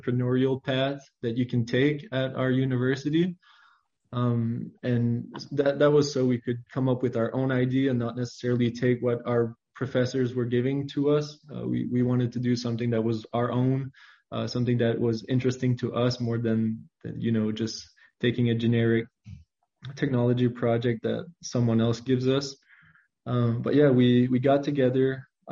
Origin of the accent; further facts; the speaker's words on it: Saint-André, New Brunswick, Canada; I grew up in New Brunswick, Canada. It is a pretty, you know, small province. I grew up in the farming community of St. Andre